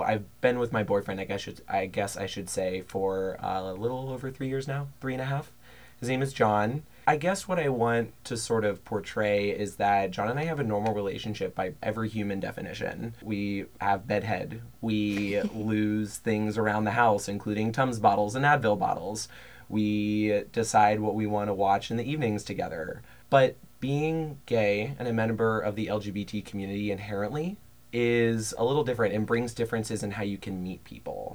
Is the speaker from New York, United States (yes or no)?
no; Cincinnati, Ohio, United States; moved away as an adult; now in Columbus, United States; I have lived in Columbus for a little over 3 years now, originally from Cincinnati